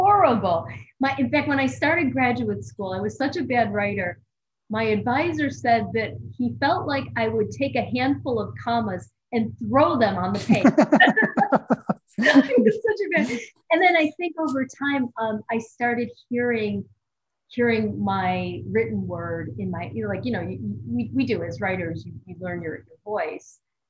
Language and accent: English; Buffalo, New York, United States; Buffalo, New York. So if you're familiar with the United States, it's considered part of the Rust Belt.